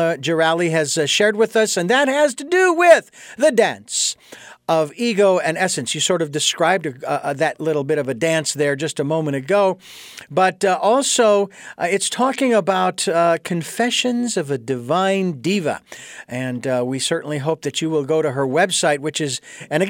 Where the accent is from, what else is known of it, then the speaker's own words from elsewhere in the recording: Phoenix, Arizona, United States; moved away; north of Phoenix, Arizona, my hometown.